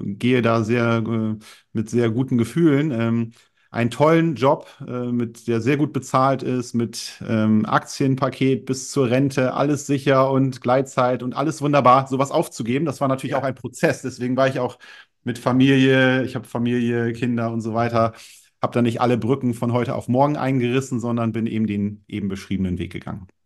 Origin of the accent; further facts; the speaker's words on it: Germany; Ich komme aus der Nähe von Bremen, bin 38 Jahre alt